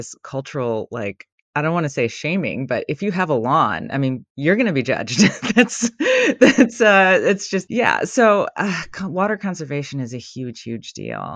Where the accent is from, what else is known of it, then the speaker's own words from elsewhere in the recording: California, United States; I grew up during a period of a long drought in California